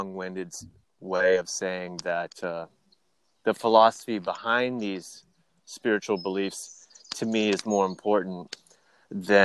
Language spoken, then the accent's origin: English; Midwest, United States; I grew up in the Midwest